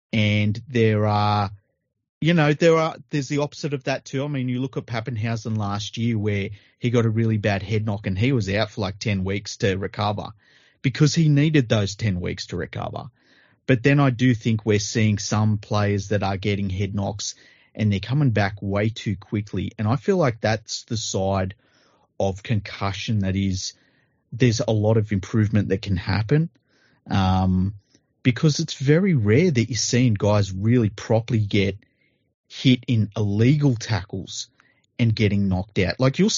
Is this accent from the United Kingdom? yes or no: no; Australia; even me as an Australian fan, I'm like, oh my God, is this going to happen?